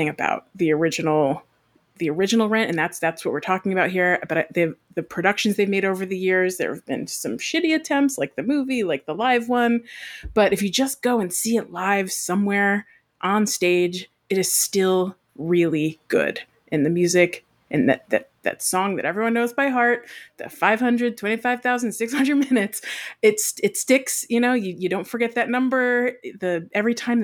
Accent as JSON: {"language": "English", "region": "Connecticut", "country": "United States", "tie": "born or raised there", "said": "I grew up in Connecticut"}